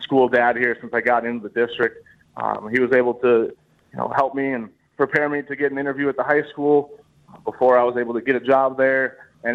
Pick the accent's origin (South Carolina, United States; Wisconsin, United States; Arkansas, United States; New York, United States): Wisconsin, United States; Greenfield; I'm from about Highway 100 in Greenfield there